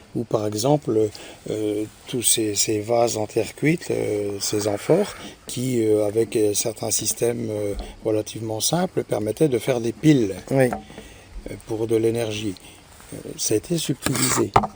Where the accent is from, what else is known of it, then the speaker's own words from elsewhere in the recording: France; chez nous en France